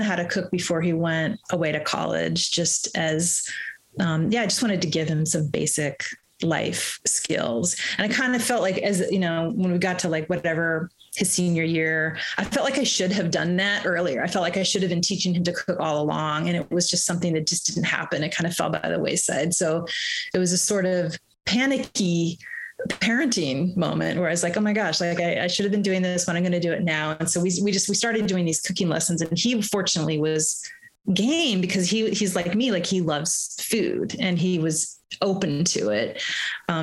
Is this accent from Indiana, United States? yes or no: yes; Bloomington, Indiana, United States; moved away; also born or lived in Boston / United Kingdom; I grew up in Bloomington, Indiana, which still has, and just an amazingly vibrant music scene.